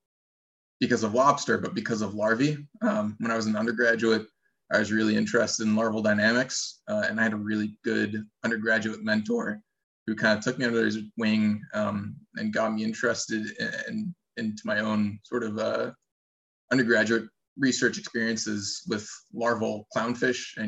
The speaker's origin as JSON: {"language": "English", "town": "Rochester", "region": "New York", "country": "United States", "tie": "born or raised there", "said": "I grew up in Rochester, New York, which other than the Great Lakes is pretty much just totally landlocked"}